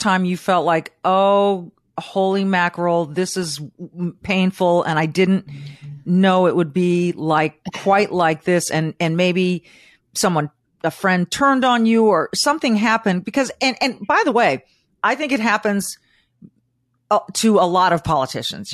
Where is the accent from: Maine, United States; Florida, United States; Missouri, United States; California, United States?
California, United States; Manhattan Beach; I grew up in Manhattan Beach, Southern California